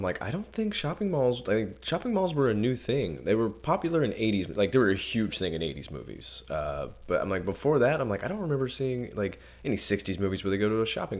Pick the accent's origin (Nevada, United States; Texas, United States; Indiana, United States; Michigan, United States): Indiana, United States; I'm from Indiana